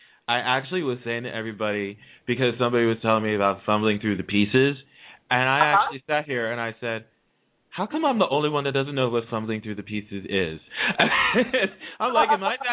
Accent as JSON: {"language": "English", "region": "New Jersey", "country": "United States", "said": "I have a Jersey caller on the line calling from my state, my home state."}